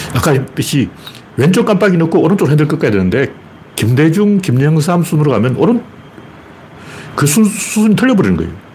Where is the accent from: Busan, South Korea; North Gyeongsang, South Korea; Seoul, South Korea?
North Gyeongsang, South Korea; Gyeongju; 특히 제가 경주 출신이라서